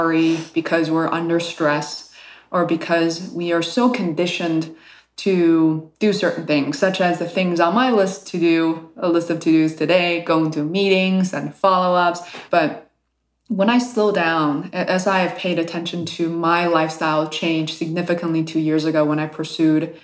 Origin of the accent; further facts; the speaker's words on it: Beijing, China; moved away; growing up in Beijing back in the 1980s